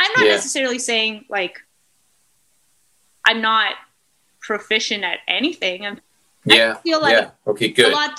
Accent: Chilliwack, British Columbia, Canada; also born or lived in England / Vancouver; I grew up mostly in BC. I usually say I'm from Chilliwack, but I was born in England and lived in Vancouver and lived around BC, but mostly in Chilliwack

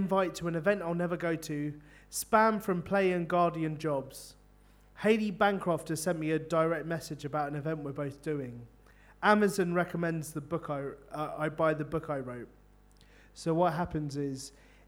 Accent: London, United Kingdom; now in Bristol, United Kingdom; I'm from London

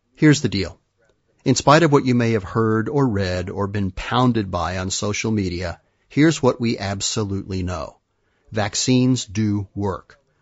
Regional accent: Madrid, Community of Madrid, Spain; moved away; When I was a kid growing up in Madrid

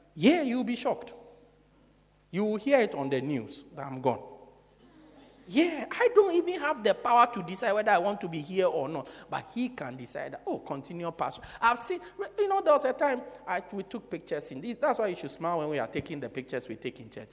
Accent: South Africa; From South Africa

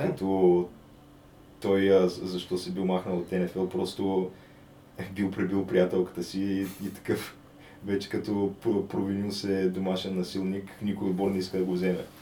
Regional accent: Bulgaria; като българин

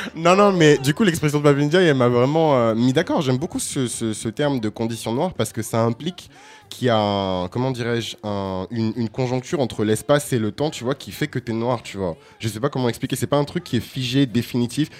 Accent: France; Moi, je suis noir, tu vois, j'ai grandi en France.

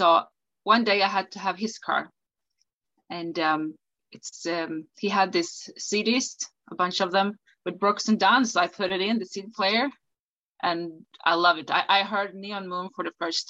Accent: Umeå, Västerbotten County, Sweden; English is a second language; Up in the northern part of Sweden called Umeå. And I grew up here.

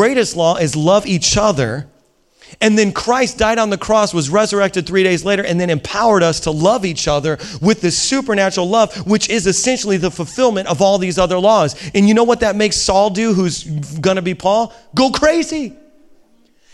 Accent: Indiana, United States; I'm a hillbilly from Indiana

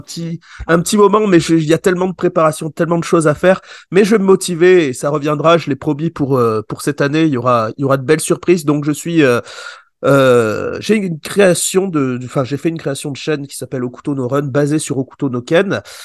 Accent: Échirolles, Auvergne-Rhône-Alpes, France; also born or lived in Grenoble; je suis de Grenoble et j'habite dans une petite ville à côté. Enfin, je suis né dans une petite ville à côté. J'ai vécu là-bas qui s'appelle, ça s'appelle Échirol

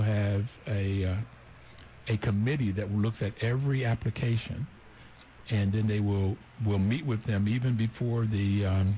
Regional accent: Bluefield, West Virginia, United States; moved away; in Bluefield, West Virginia. It was the whole neighborhood that raised us

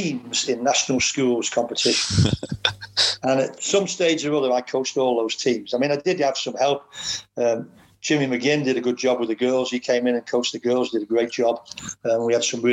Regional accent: Ellesmere Port, North West England, United Kingdom; coach in my hometown, which is where I lived anyway

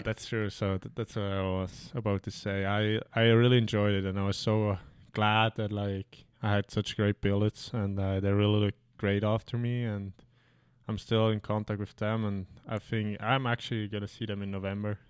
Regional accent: Switzerland; now in North America; where I grew up like in Switzerland

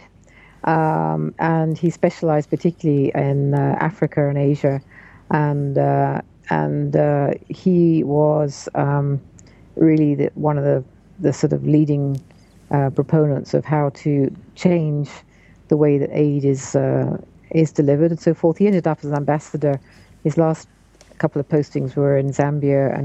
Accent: United Kingdom; moved away; also born or lived in London; I'm originally a Brit. I'm now a dual citizen, American as well as British

